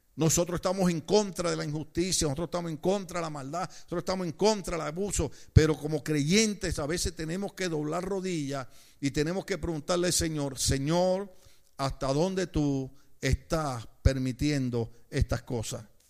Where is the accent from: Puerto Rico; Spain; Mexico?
Puerto Rico; yo recuerdo los años cuando, cuando trataban de cerrarnos una iglesia en Puerto Rico